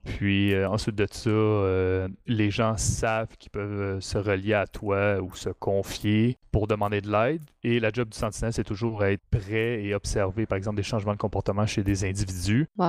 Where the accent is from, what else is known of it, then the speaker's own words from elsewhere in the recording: Mont-Saint-Hilaire, Quebec, Canada; Je viens du Mont-Saint-Hilaire